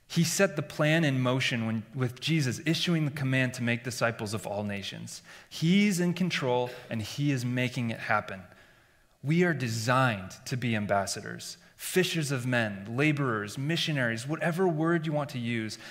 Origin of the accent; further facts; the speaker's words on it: Iowa, United States; Growing up in Iowa, in a believing family, and in, in the church